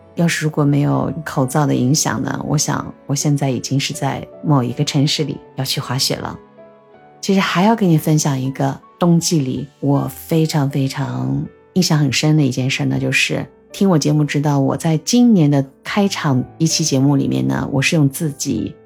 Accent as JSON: {"language": "Chinese", "town": "Urumqi", "region": "Xinjiang", "country": "China", "tie": "born or raised there", "also_born_or_lived": "Hokuriku, Japan", "moved": "as an adult", "lives_now": "Shanghai, China", "said": "我就是在白雪皑皑的我的故乡，大西北，新疆乌鲁木齐出生的"}